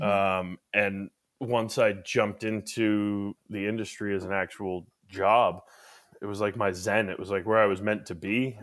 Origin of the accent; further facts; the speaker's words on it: Wolcott, Connecticut, United States; moved away as an adult; now in Maine, United States; where I was born and raised down in Connecticut. Mm-hmm. I was born in Wolcott, Connecticut